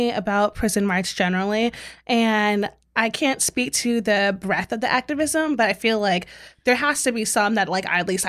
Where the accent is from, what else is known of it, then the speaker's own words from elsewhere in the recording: Southern Maryland, United States; I'm from Southern Maryland.